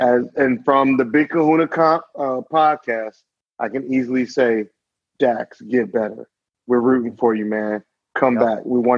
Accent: Tennessee, United States; I was born in Tennessee

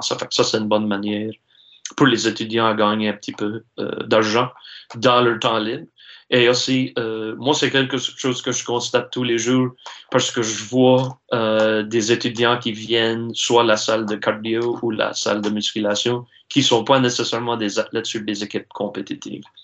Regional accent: Saulnierville, Nova Scotia, Canada; je suis natif ici de la Baie-Sainte-Marie, ça fait que je suis natif de Saunéville, j'habite à Pointe-de-l'Église.

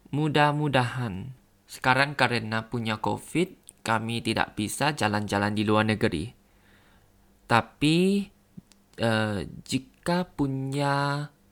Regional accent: Thailand; Indonesian is a second language; dari Thailand

